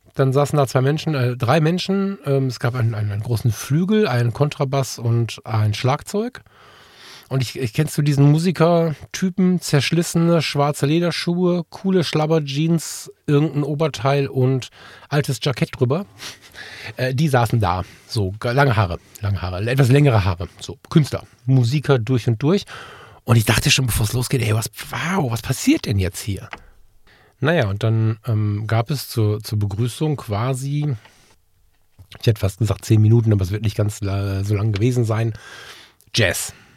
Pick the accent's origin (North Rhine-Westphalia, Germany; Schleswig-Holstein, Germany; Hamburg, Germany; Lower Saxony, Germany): North Rhine-Westphalia, Germany; Ratingen; ich habe entscheidende Teile meiner Jugend im CVJM hier in Ratingen verbracht